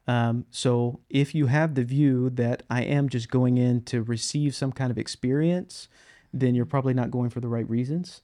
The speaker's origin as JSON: {"language": "English", "region": "Mississippi", "country": "United States", "moved": "yes", "lives_now": "Texas, United States", "said": "I'm originally from Mississippi"}